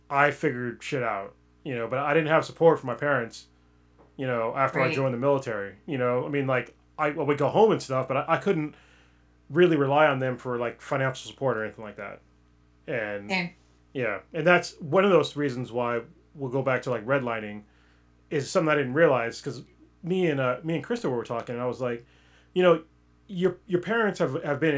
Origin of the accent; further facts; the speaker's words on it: United States; All my cultural shit, it's all American.